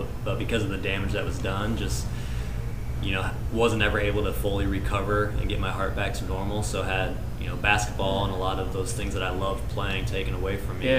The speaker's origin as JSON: {"language": "English", "town": "Burlington", "region": "Wisconsin", "country": "United States", "said": "Nope, so I'm originally from Wisconsin, but I was coaching just previously."}